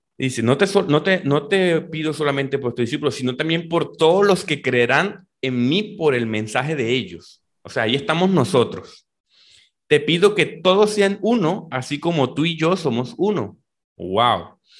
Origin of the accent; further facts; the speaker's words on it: Valledupar, Cesar, Colombia; yo soy de Valledupar, Colombia. Eh, nací en esta, esta región aquí del norte de Colombia